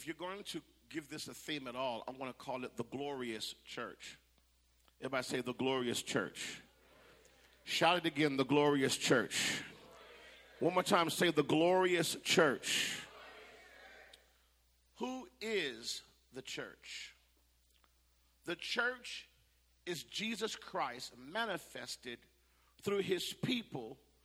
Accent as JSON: {"language": "English", "town": "Phoenix", "region": "Arizona", "country": "United States", "tie": "born or raised there", "also_born_or_lived": "California", "moved": "yes", "lives_now": "the South, United States", "said": "I'm from Phoenix, Arizona, as well."}